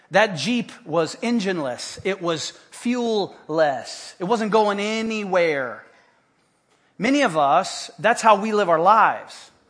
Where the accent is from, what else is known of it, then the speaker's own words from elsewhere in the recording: Haiti; When I was a little kid, uh, growing up in Haiti, we had different missionary compounds, little Fort God outposts all around the island.